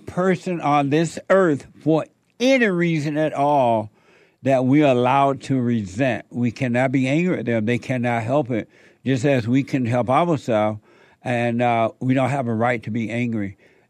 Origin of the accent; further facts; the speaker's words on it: Alabama, United States; That's how it was when I was growing up in Alabama.